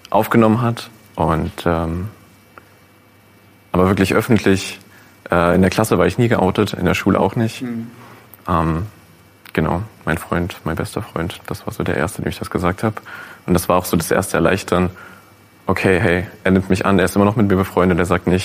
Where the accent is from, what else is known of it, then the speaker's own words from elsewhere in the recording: North Rhine-Westphalia, Germany; Also ich bin sehr ländlich aufgewachsen in NRW